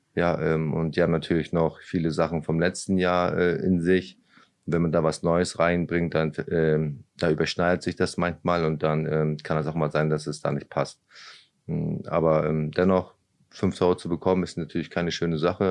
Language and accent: German; Lübeck, Schleswig-Holstein, Germany; moved away as an adult; also born or lived in Braunschweig; now in Osnabrück, Germany; ich bin ja in Lübeck aufgewachsen